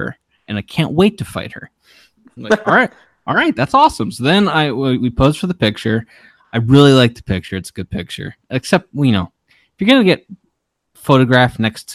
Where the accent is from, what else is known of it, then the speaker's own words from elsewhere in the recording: Maryland, United States; I'm from Maryland